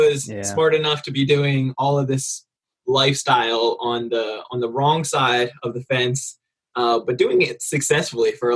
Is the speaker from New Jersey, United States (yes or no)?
yes; New Jersey, United States; moved away; also born or lived in California; I'm from New Jersey originally. So East Coast